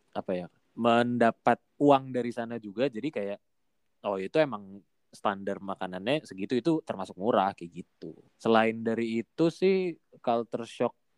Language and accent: Indonesian; Indonesia; moved away as an adult; now in South Korea; kita orang Indo